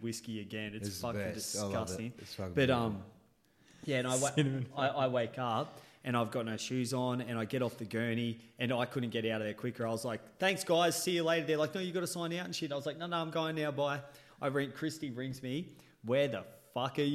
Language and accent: English; Australia; I'm Australian